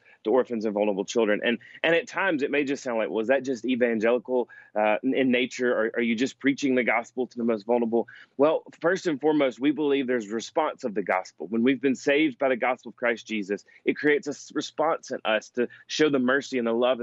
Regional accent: Alabama, United States; my home state of Alabama

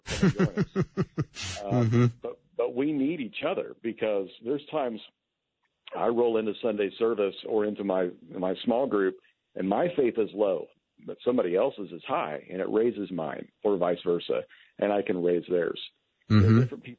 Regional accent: Kentucky, United States; moved away as an adult; now in California, United States; I'm still marked as a Californian, even though I am from Kentucky

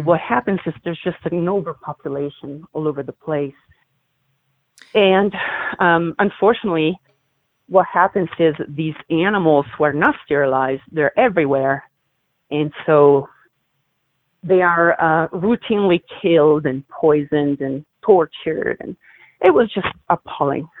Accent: Milan, Lombardy, Italy; moved away; I'm originally from Milan. I'm from Italy.

